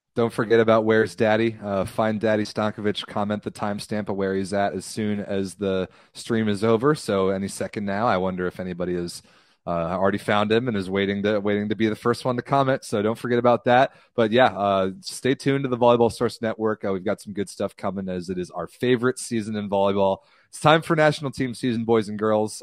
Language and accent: English; United States; I'm American